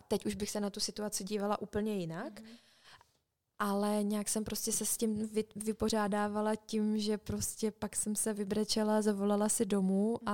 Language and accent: Czech; Czechia; moved away as an adult; jsem z Česka